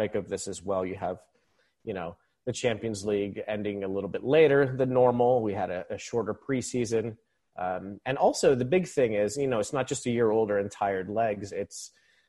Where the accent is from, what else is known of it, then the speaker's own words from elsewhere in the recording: Philippines; moved away as an adult; now in United States; I was born and raised in the Philippines, even though I'm stateside now. I've been stateside for about 20 years.